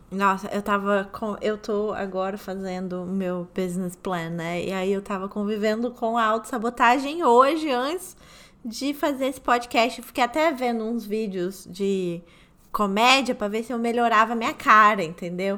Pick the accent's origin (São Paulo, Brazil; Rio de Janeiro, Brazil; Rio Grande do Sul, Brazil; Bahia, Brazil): Rio de Janeiro, Brazil; moved away as an adult; now in New York, United States; Eu sou carioca também